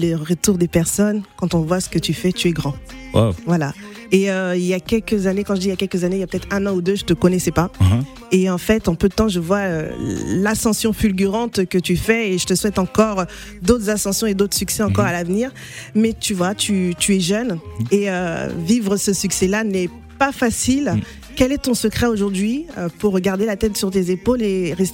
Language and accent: French; Cameroon; Coucou, moi j'aime Tag parce que d'abord c'est un Camerounais, je suis Camerounaise